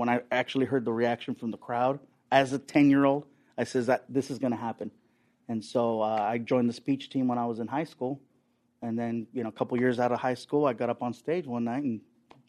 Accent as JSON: {"language": "English", "town": "Long Beach", "region": "California", "country": "United States", "tie": "born or raised there", "also_born_or_lived": "San Diego", "said": "I was born in San Diego, grew up in Long Beach, and, you know, I still live there."}